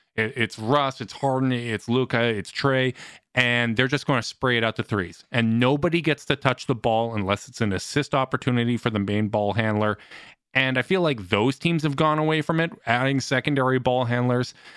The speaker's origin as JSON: {"language": "English", "country": "Canada", "said": "as a Canadian"}